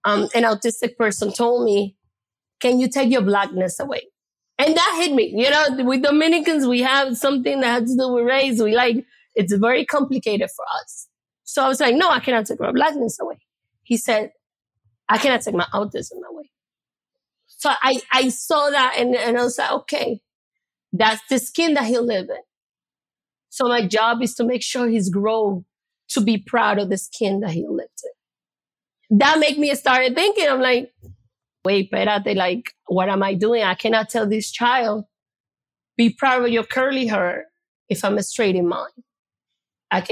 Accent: New York City, New York, United States; I'm from the Bronx

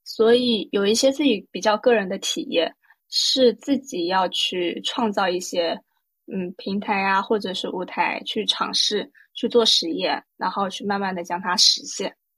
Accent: Taipei, Taiwan; moved away as an adult; also born or lived in Shanghai, China / Hong Kong; now in Shenzhen, China; 来自台北跟上海 就我是在上海出生，然后到台北接受台湾的义务教育。后面我去香港念大学，自从在二零一六年，就是我完成了大学学业以后，我就一直在深圳工作

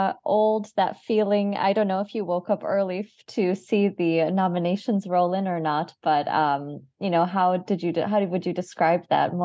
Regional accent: Chicago, Illinois, United States; moved away; I'm from the Midwest area here. I grew up in Chicago.

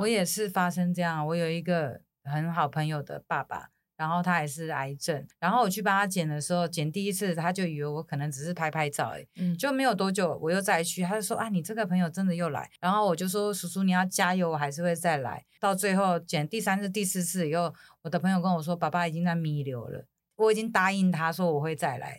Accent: Taiwan; 我是从台湾来的

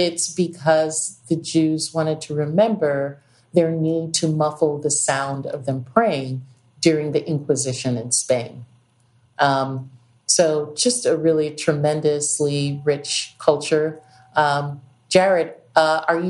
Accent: New York City, New York, United States; also born or lived in St. Croix, U.S. Virgin Islands; now in U.S. Virgin Islands; growing up in New York

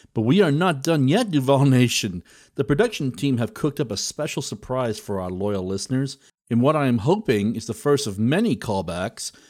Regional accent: United Kingdom; being British

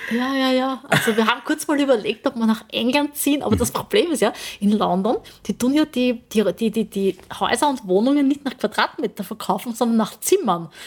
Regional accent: Burgenland, Austria; also born or lived in Vorau, Styria; geboren in Vorau, Aha. aber das ist gleich bei der Grenze aufgewachsen im Burgenland

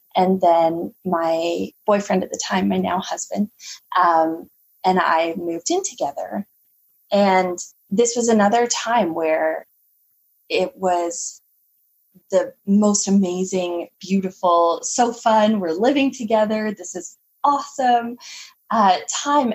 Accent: Canada; I'm from Canada, so it's it can be quite chilly here.

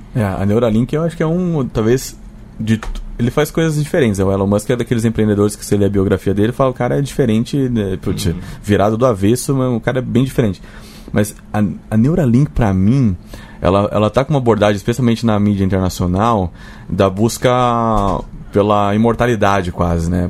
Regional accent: Brazil; a gente, como brasileiro

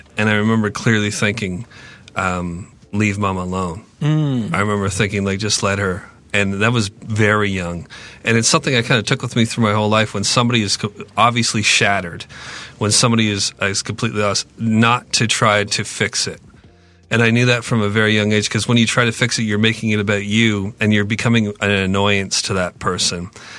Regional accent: Ontario, Canada; I'm from Ontario.

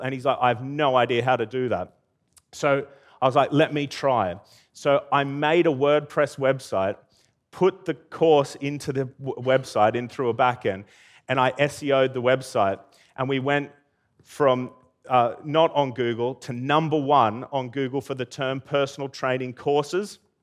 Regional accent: Armidale, New South Wales, Australia; also born or lived in Brisbane; now in United Kingdom

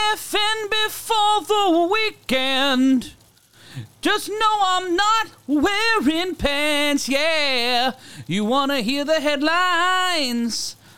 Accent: New York City, New York, United States; we go to my hometown in New York City

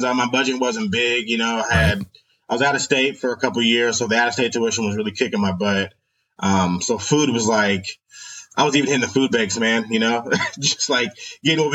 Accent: Tacoma, Washington, United States; born and raised in Tacoma, and I've lived all over from East Side to Hilltop, graduated Foss High School in 2008

